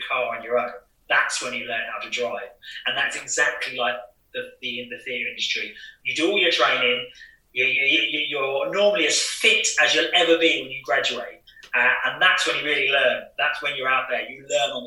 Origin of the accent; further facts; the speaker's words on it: Cambridgeshire, East of England, United Kingdom; I'm originally from Cambridgeshire, and I work all around the UK